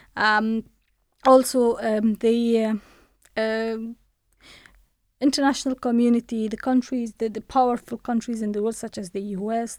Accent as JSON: {"language": "English", "country": "Afghanistan", "tie": "born or raised there", "moved": "as an adult", "lives_now": "United Kingdom", "said": "I was born in Afghanistan. I studied in Afghanistan and, uh, I worked in Afghanistan"}